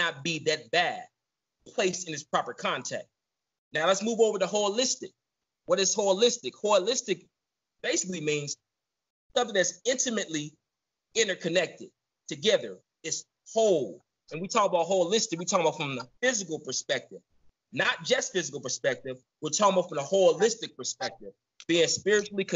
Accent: Southern California, United States; also born or lived in Chicago; I was born in Chicago, raised in Southern California

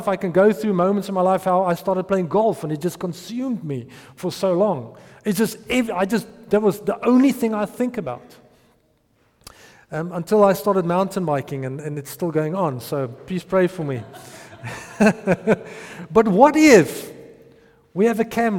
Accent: Potchefstroom, North West, South Africa; I grew up in Potchefstroom

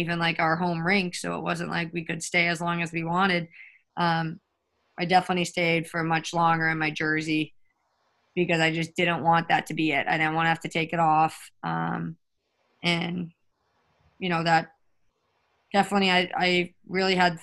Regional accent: Winthrop, Massachusetts, United States; born or raised there

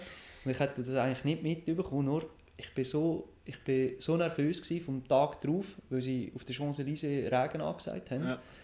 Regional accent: Roggliswil, Lucerne, Switzerland; Rockliswil, wo ich aufgewachsen bin

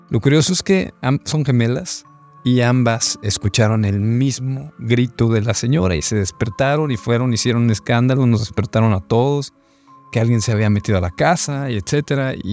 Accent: Monterrey, Nuevo León, Mexico; Hola amigos de Sociedad Secreta … soy de Monterrey y quiero compartirles mi anécdota. Yo cuando era niño em, en casa de mis padres viví diferentes momentos de terror paranormales

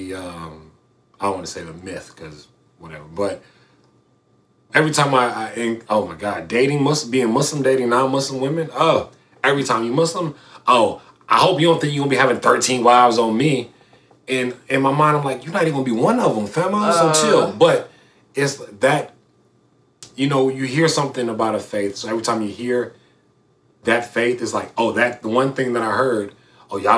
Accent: Alabama, United States; also born or lived in Florida; I'm from Florida, but, you know, grew up in Alabama

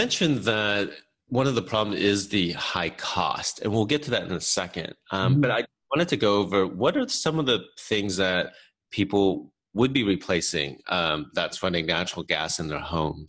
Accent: United States; also born or lived in California; I grew up in Texas and in California.

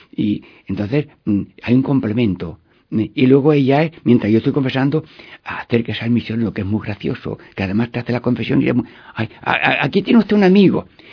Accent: Albanchez de Mágina, Andalusia, Spain; now in Seville, Spain; yo nací en cerca de Úbeda, Albanchés de Máquina Jaén

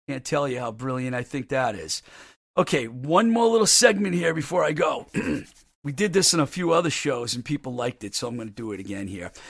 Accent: Webster, Massachusetts, United States; my hometown of Webster, Mass

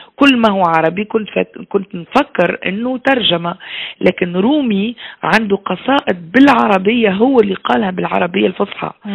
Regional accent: Tunisia; moved away as an adult; also born or lived in Belgium; أنا مشيت من تونس في سبعة و آه، استنى وقتاش تو ما عادش نعرف الوقت سبعة وثمانين

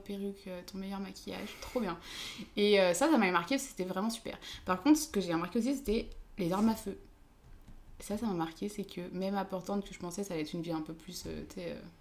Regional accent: France; also born or lived in Switzerland / Lyon; je suis française

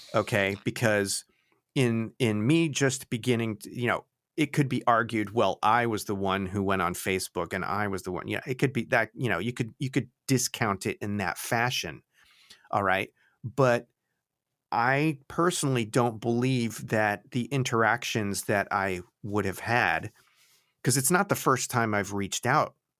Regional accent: Florida, United States; also born or lived in Connecticut; we moved from Connecticut to Florida in nineteen seventy, well, late seventy-eight, the beginning of s, nineteen seventy-nine

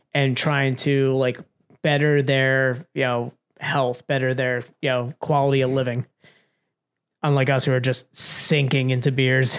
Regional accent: Pennsylvania, United States; we're from Pennsylvania

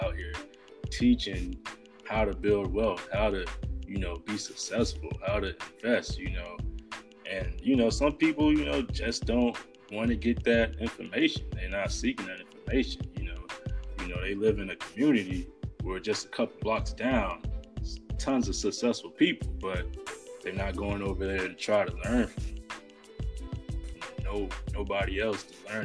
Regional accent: Riviera Beach, Florida, United States; I'm from Riviera Beach, Florida

